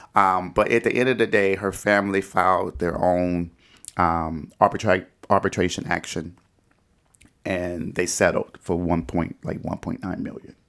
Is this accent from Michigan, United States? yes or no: yes; Detroit, Michigan, United States; I did grow up in Detroit, which is predominantly African-American